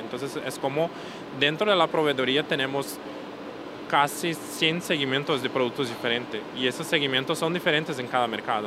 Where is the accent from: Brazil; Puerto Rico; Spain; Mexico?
Brazil; aunque seamos brasileños, somos brasileños